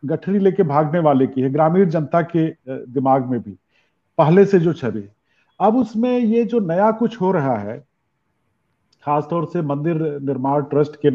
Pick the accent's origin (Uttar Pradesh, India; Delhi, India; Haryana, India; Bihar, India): Uttar Pradesh, India; village across the Sarayu near Ayodhya; अयोध्या में मैं इतने साल से हूँ और मेरा चूंकि गांव भी पास पे ही है सरजू के उस पार